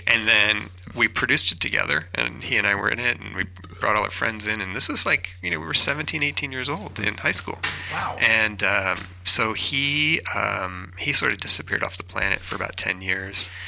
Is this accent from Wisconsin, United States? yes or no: yes; Appleton, Wisconsin, United States; moved away; I'm from Appleton, which is just south of Green Bay